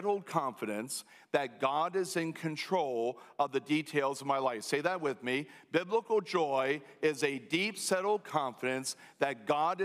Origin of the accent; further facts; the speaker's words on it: United States; We as American Christians